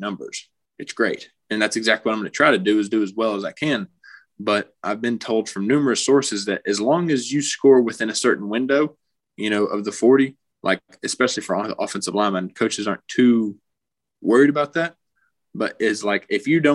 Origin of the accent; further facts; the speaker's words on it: Knoxville, Tennessee, United States; I grew up in Knoxville, so I was just a Tennessee kid.